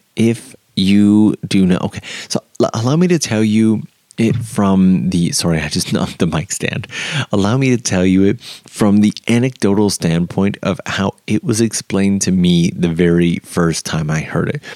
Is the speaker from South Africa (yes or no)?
no; Canada; moved away as an adult; now in Japan; If you are Canadian like myself